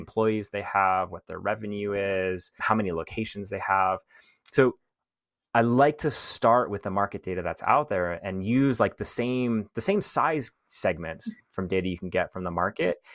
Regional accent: Canada; also born or lived in Thailand; I'm Canadian

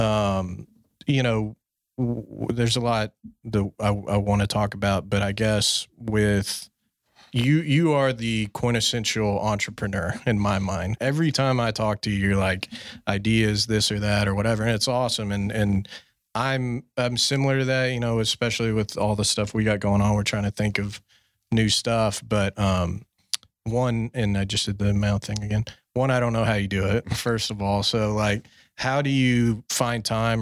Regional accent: Fort Worth, Texas, United States; also born or lived in Tyler, Texas

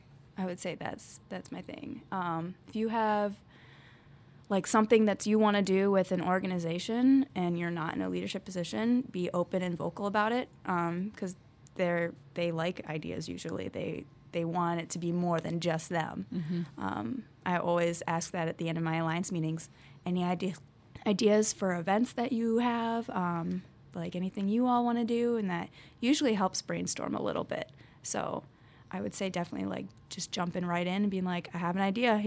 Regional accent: North Chicago, Illinois, United States; I'm from North Chicago.

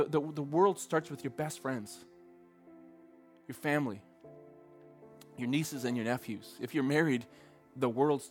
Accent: Red Deer, Alberta, Canada; I grew up in Central Alberta, and around Red Deer

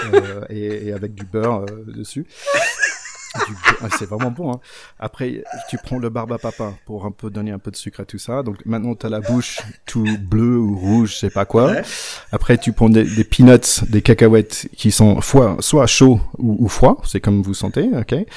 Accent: Gainesville, Florida, United States; accent: North Carolina; French is a second language; moved away as an adult; also born or lived in San Francisco, California / Chapel Hill, North Carolina / South Carolina; now in France; J'étais à Floride avant et jusqu'à l'âge de 15 ans et après euh, Caroline du Nord avec un petit passage en Caroline

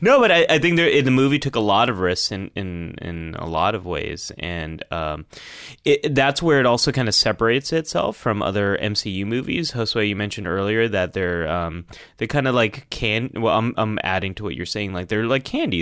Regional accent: California, United States; I grew up in, here in America, um, in California, but my, my family, the ethnic heritage is from Pakistan

